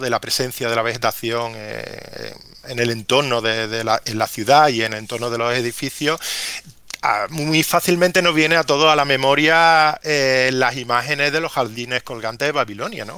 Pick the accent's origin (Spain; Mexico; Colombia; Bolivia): Spain; Córdoba, Andalusia; como cordobés